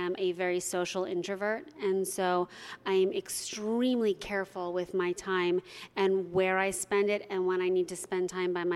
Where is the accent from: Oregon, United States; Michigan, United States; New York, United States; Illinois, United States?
New York, United States; moved away as an adult; now in Los Angeles, United States; I'm a New Yorker, and that's where I lived the first part of my life and built my career